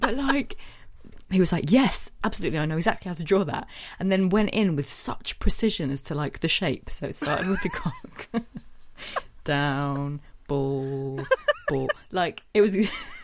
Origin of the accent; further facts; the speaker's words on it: Yorkshire and the Humber, United Kingdom; I'm from Yorkshire, and you want to say this in a Yorkshire accent?